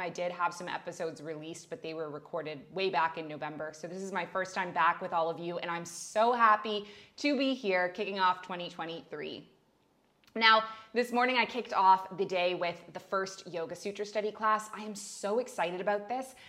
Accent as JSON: {"language": "English", "country": "Canada", "also_born_or_lived": "Middle East", "moved": "as an adult", "lives_now": "Bali, Indonesia", "said": "I'm a Canadian who moved across the world to the Middle East at age 23, and I never went back."}